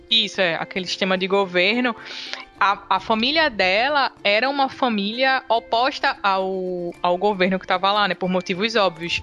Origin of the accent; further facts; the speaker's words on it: Recife, Pernambuco, Brazil; sou de Recife, dá pra perceber pelo meu sotaque